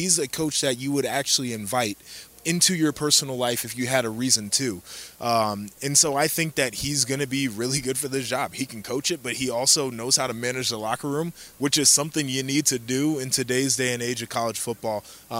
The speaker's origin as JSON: {"language": "English", "region": "Midwest", "country": "United States", "tie": "born or raised there", "said": "I grew up in the Midwest. I'll just throw on a coat and I'll be fine."}